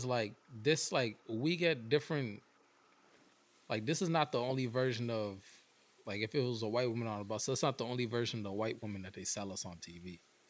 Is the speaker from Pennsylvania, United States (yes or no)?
yes; Philadelphia, Pennsylvania, United States; I'm from Philly.